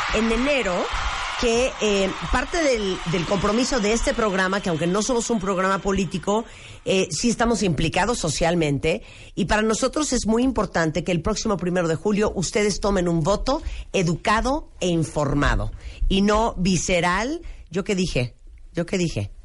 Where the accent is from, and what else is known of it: Mexico